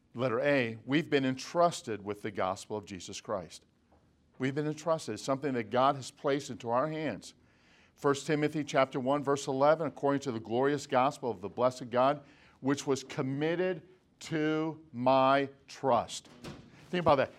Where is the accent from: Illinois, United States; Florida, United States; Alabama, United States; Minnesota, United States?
Illinois, United States; Chicago suburbs; now in Lancaster, California, United States; our home church where I grew up in the Chicago suburbs